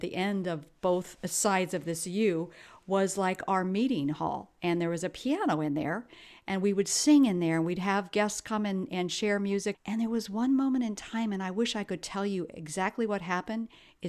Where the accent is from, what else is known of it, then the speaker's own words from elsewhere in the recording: Ethiopia; I was raised in Ethiopia, which is East Africa, and my parents and my grandparents were missionaries.